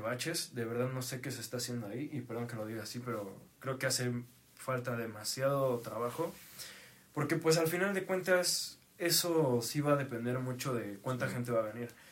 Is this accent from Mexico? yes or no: yes; Tlaxcala, Mexico; nosotros en Tlaxcala